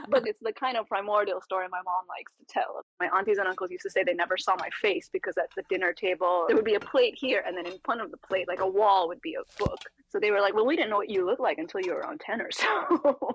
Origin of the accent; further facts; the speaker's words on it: California, United States; born there; So he'd lived several other lives by the time I was born in California.